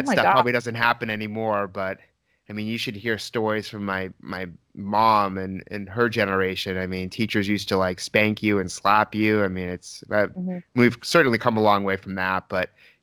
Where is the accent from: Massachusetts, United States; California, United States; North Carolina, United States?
Massachusetts, United States; Newton; I grew up in Newton, Massachusetts